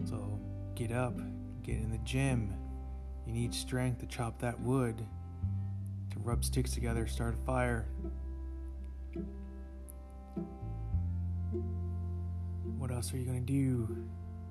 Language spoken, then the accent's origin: English; the North, United States; Growing up in the North